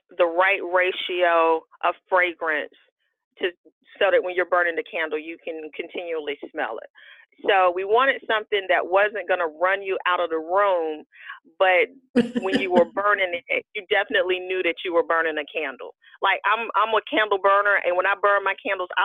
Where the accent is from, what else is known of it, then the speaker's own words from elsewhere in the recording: North Carolina, United States; also born or lived in Alabama; I was born in Alabama. I was raised in North Carolina